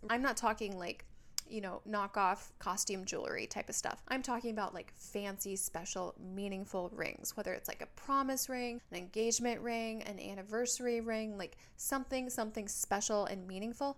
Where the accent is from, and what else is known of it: Minnesota, United States; now in Southern California, United States